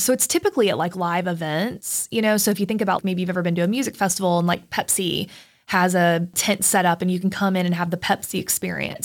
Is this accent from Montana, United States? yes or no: no; Plant City, Florida, United States; now in Chattanooga, United States; I grew up in Plant City, Florida, which is like a submarket of Tampa